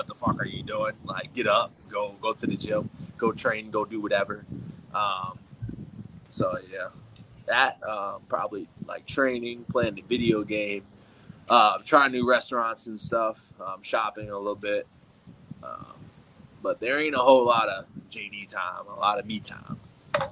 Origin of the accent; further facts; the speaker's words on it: Chicago, Illinois, United States; now in Minnesota, United States; Chicago, Illinois, man. A city that I was born and raised